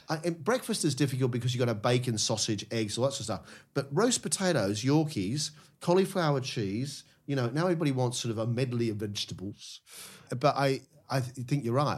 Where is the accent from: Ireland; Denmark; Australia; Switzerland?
Australia; Melbourne, Victoria; moved away as an adult; now in United Kingdom; As an Aussie growing up